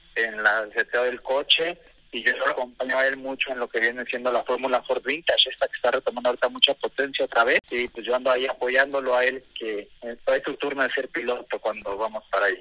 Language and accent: Spanish; Mexico; Por ser mexicano